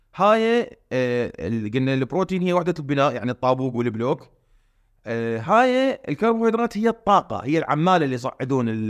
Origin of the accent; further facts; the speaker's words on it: Iraq; احنا هسه بالعراق